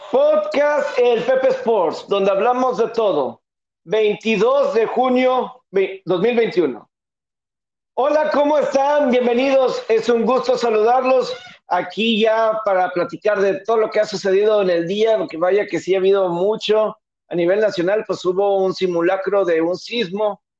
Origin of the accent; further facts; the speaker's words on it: Monterrey, Nuevo León, Mexico; soy la Sultana del Norte en Monterrey